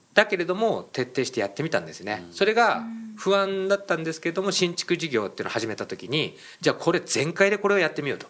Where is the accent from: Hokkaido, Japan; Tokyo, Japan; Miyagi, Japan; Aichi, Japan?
Miyagi, Japan; 僕、宮城県出身で